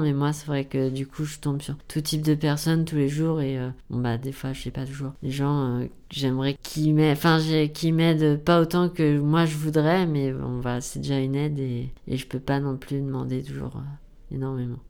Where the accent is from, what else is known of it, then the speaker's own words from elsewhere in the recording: near Rouen, Normandy, France; moved away as an adult; now in Paris, France; je venais de Normandie, je suis près de Rouen, dans une ville où j'étais pas forcément très indépendant.